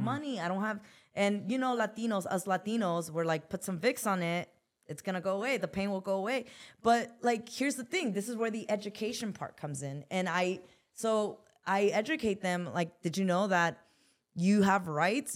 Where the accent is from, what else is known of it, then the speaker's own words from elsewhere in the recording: Los Angeles, California, United States; also born or lived in Newark, New Jersey; I come from South Central Los Angeles